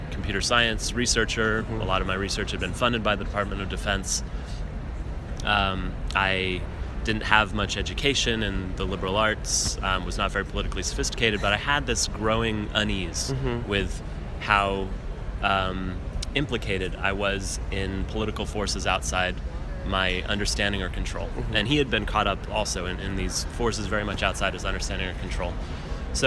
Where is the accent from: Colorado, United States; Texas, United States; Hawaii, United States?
Colorado, United States; Denver; my cousin Alex Blum, who I grew up with in Denver, Colorado.